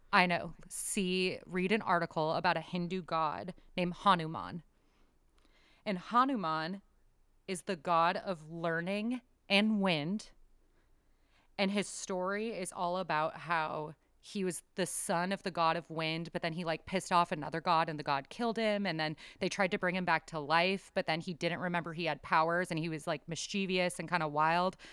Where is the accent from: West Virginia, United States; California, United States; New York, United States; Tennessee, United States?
California, United States; San Diego; also born or lived in Bay Area, California; I am from San Diego, lived in San Diego, but lived up in the Bay Area for a while